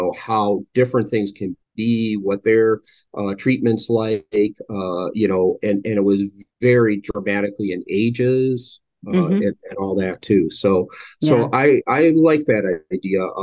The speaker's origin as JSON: {"language": "English", "town": "Milwaukee", "region": "Wisconsin", "country": "United States", "tie": "born or raised there", "also_born_or_lived": "California", "moved": "yes", "said": "I was born and raised in Milwaukee, Wisconsin, spent some time in California, a few other parts, but moved back to this area"}